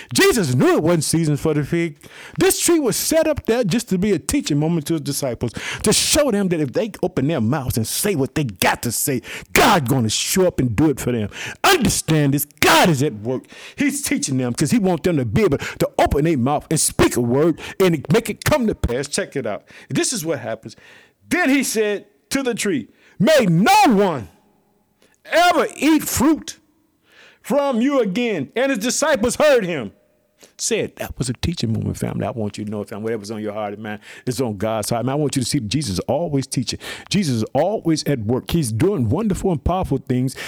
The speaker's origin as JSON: {"language": "English", "town": "Chicago", "region": "Illinois", "country": "United States", "tie": "born or raised there", "said": "the state of Illinois, my home state, I live in the city of Chicago."}